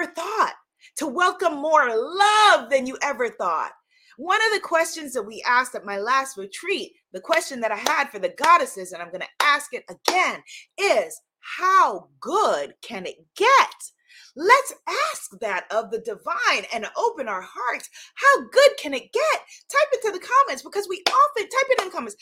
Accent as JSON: {"language": "English", "region": "New York", "country": "United States", "said": "as a New Yorker"}